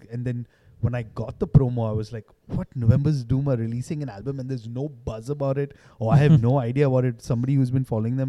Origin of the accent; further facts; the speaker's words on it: India; but we're Indian.